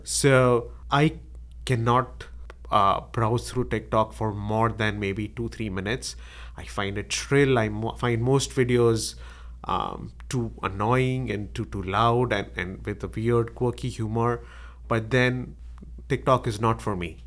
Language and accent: English; Mumbai, Maharashtra, India; moved away as an adult; I was born in Bombay, in, in India. It's, uh, it's now called Mumbai. And, uh, I did my engineering there.